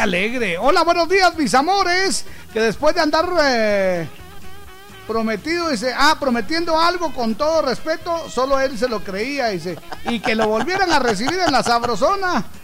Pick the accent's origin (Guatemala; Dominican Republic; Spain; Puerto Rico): Guatemala; yo soy puro guatemalteco